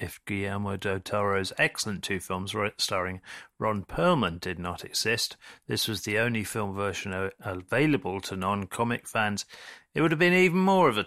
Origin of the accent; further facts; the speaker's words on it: London, United Kingdom; I'm from North London